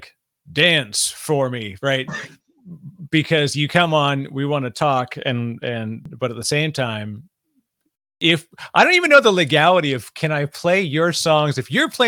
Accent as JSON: {"language": "English", "town": "Toronto", "region": "Ontario", "country": "Canada", "tie": "born or raised there", "moved": "yes", "lives_now": "New Jersey, United States", "said": "I'm in New Jersey now, but I grew up in Toronto"}